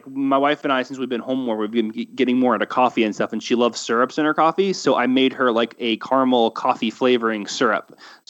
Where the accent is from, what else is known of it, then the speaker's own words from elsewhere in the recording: Florida, United States; I'm from Florida and my wife is half Cuban.